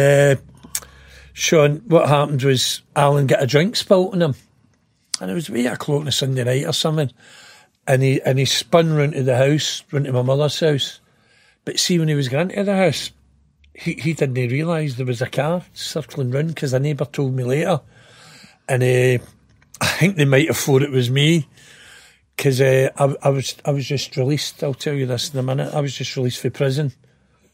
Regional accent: Glasgow, Scotland, United Kingdom; also born or lived in Blackhill; I was born in Springburn

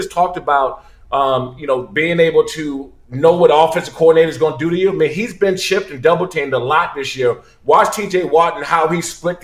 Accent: Maryland, United States; also born or lived in Washington, D.C.; I'm from the city. I'm from Maryland, Washington, D.C.

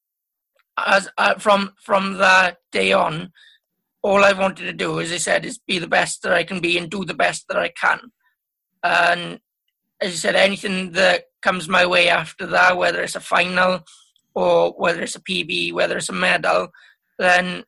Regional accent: Wales, United Kingdom; being Welsh is the main priority

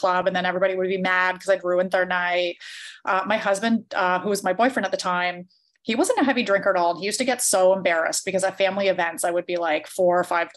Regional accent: Canada; because I grew up in a small town and everybody drank, I'm from Canada

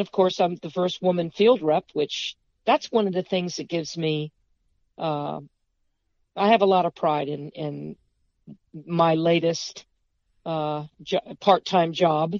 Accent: Fredericksburg, Virginia, United States; also born or lived in Beaufort, South Carolina; I'm from Fredericksburg, you know, very historic city.

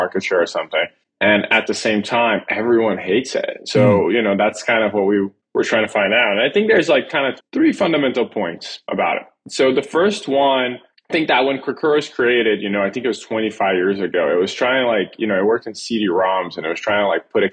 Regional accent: Brazil; moved away; born and raised in Brazil.

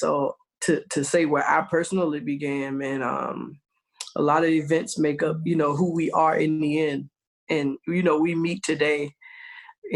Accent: the South, United States; growing up in the South, man, everybody's in church

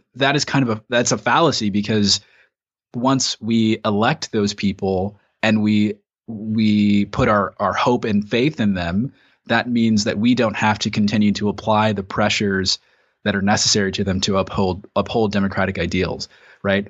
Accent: United States; we've gone through as American citizens

